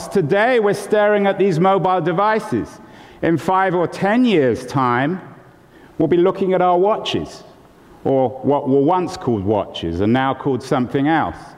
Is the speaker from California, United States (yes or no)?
yes; California, United States; Um, and I'm from California. I don't always sound as if I'm from California.